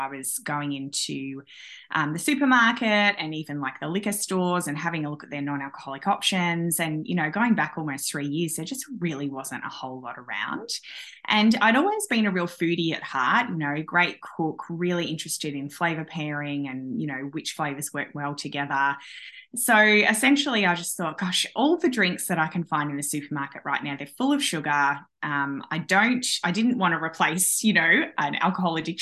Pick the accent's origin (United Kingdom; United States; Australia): Australia; I'm from Australia